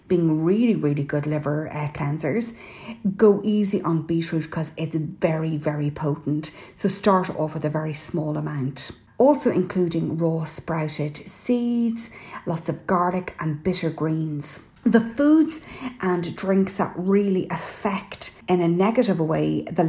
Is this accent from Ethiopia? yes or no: no; Ireland; I'm …